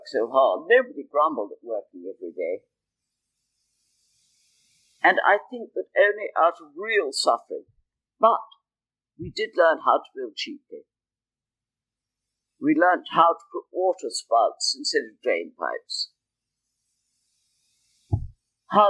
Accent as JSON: {"language": "English", "country": "United Kingdom", "said": "I'm British"}